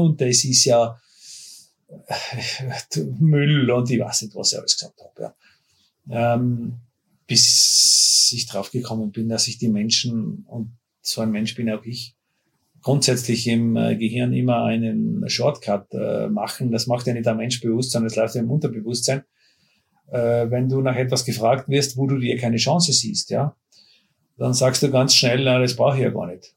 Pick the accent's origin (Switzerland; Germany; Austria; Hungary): Austria; bei uns in Österreich